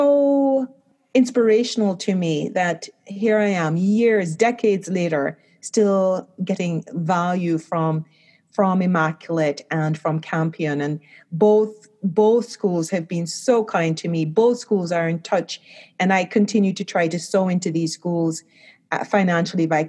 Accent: Kingston, Jamaica; I was born in Kingston, Jamaica.

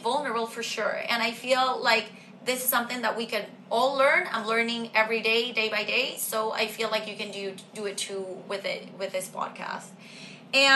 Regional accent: Venezuela; moved away; I come from Venezuela

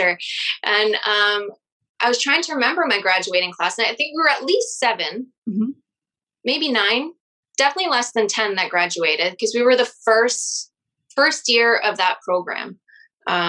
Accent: Chelmsford, Ontario, Canada; also born or lived in Sudbury, Ontario; I grew up in Chelmsford

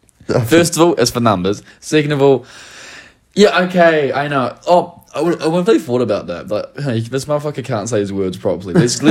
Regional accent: New Zealand; accent: Kiwi; I'm someone from New Zealand with a Kiwi accent talking

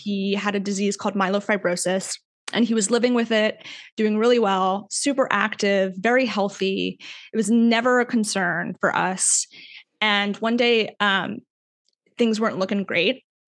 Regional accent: Weston, Florida, United States; I'm from a small suburb called Weston, Florida, which is west of Fort Lauderdale, Florida.

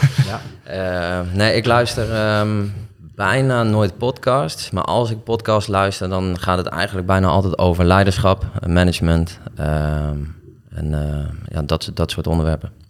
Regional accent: Nieuwegein, Utrecht, Netherlands; born there; also born or lived in Delft; ik ben geboren in Nieuwegein. En volgens mij ben ik ehm, nog voor mijn tweede levensjaar verhuisd.

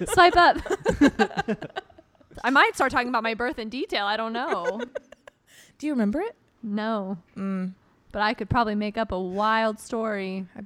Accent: Marietta, Georgia, United States; first language English; moved away; also born or lived in Denmark; I'm from Atlanta, yes. Okay. Well, right that. outside of it, but close enough to where I feel like I can claim it.

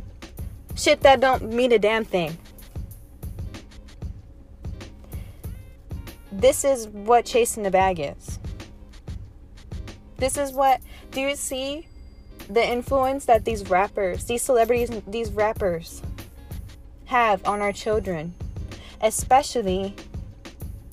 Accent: United States; as American citizens

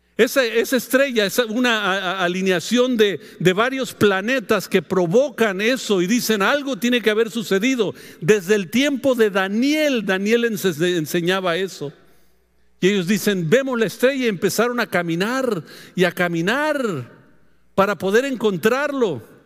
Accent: Mexico; Es la costumbre nuestra como mexicano

